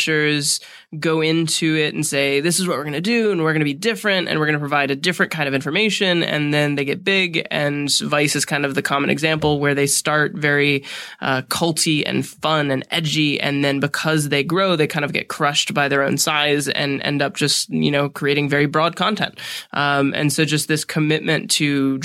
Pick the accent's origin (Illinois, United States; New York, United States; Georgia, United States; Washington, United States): Georgia, United States; Atlanta; also born or lived in Vermont; now in Los Angeles, United States; I am actually from Atlanta by way of Vermont.